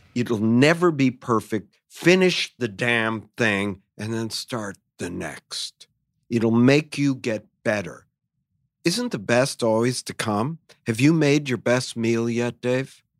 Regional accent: United States; I'm an American

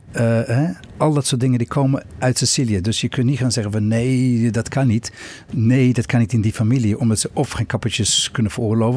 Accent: Cape Town, Western Cape, South Africa; now in Netherlands; Opgegroeid in Zuid-Afrika. Uh, woon al 40 jaar in Nederland

